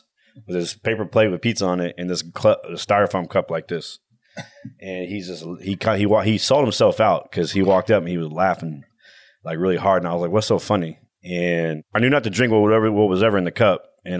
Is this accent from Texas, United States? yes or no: yes; Tomball, Texas, United States; I'm from Tomball.